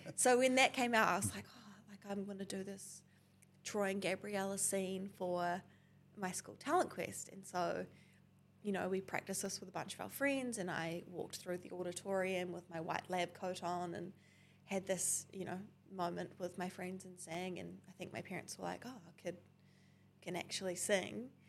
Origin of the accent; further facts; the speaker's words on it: Tauranga, Bay of Plenty, New Zealand; I grew up in Tauranga